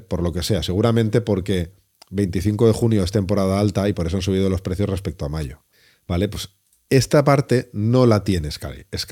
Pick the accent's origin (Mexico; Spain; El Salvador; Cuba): Spain; Valencia, Valencian Community; yo que soy de Valencia